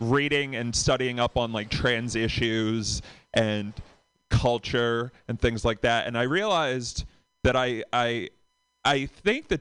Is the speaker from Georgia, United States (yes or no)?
no; Boston, Massachusetts, United States; from Boston